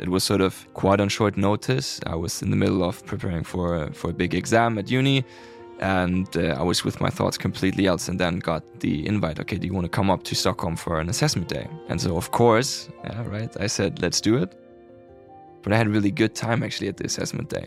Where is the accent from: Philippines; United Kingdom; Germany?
Germany; Hamburg; moved away as an adult; also born or lived in Lund, Sweden; now in Sweden; I'm from Hamburg. I was born and raised there